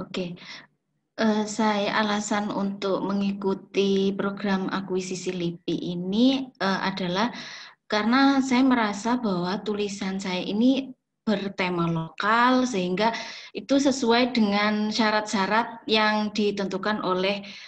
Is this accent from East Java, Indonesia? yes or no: yes; Banyuwangi, East Java, Indonesia; saya saya lahir dan besar di Banyuwangi